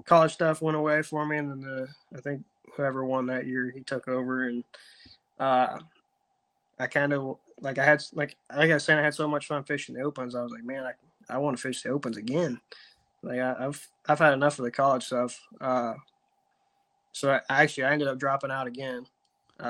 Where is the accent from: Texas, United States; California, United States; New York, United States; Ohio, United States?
Ohio, United States; East Central; moved away as an adult; now in Chattanooga, United States; I grew up in East Central Ohio, a little lake called Tappan